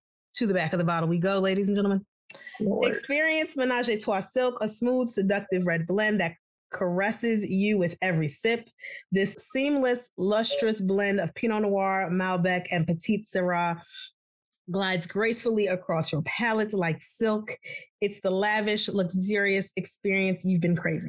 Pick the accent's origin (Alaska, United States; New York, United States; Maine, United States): New York, United States; I'm from New York